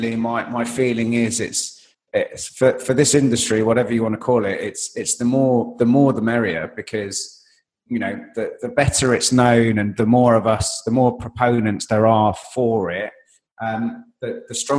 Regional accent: London, United Kingdom; I am a Londoner, and I live in central London

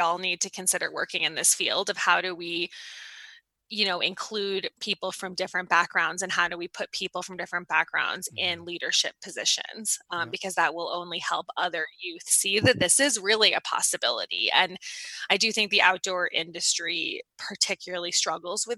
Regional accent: Boulder, Colorado, United States; moved away as an adult; also born or lived in Boston, Massachusetts; I grew up in Boulder, Colorado

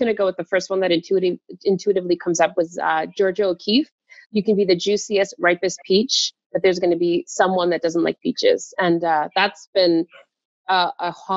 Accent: Toronto, Ontario, Canada; Toronto, Canada. Born and raised

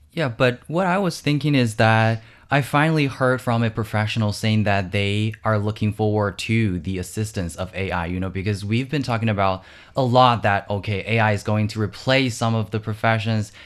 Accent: Wuxi, Jiangsu, China; my hometown, which is the city of Wuxi in Jiangsu Province.

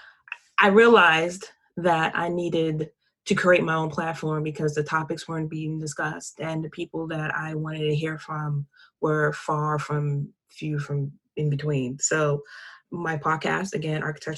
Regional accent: Washington, District of Columbia, United States; I grew up in Washington, D.C., born and raised

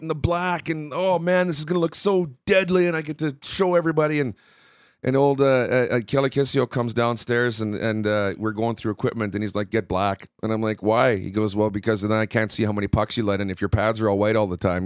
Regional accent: Southern Manitoba, Canada; growing up in Southern Manitoba

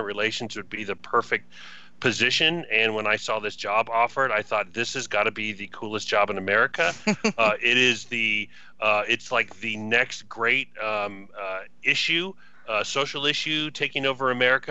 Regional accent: Southern California, United States; moved away; I grew up in Southern California

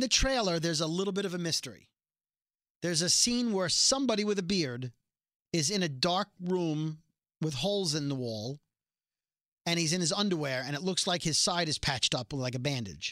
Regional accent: New York City, New York, United States; we're both from Brooklyn

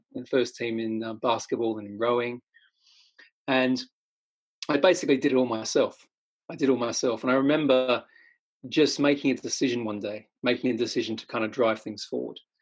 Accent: Australia; I'm Australian

